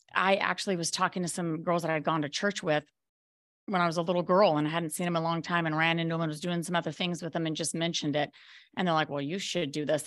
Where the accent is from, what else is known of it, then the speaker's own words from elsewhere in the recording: Colorado, United States; moved away as an adult; also born or lived in Maui, Hawaii; now in Belize; I was actually from Colorado, and I moved to Maui, Hawaii with my fourteen-year-old son